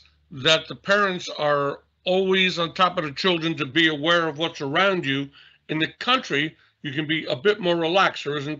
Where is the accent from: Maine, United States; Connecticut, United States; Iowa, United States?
Connecticut, United States; also born or lived in New York City; I was born in New York City, but I grew up in Connecticut. So where are you from? I'm from Connecticut, but I was born in New York City, but I grew up, you know, from 3 years old.